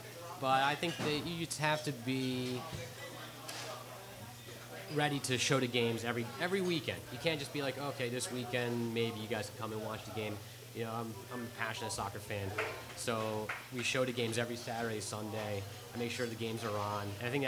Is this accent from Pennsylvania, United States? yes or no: yes; Philadelphia, Pennsylvania, United States; Born and raised Philly, but I spent my summers in Italy.